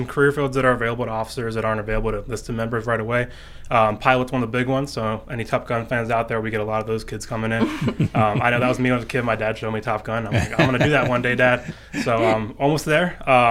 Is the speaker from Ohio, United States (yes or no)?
no; Seattle, Washington, United States; When I came from Seattle, I was about 330 pounds, 6'3", so a tall guy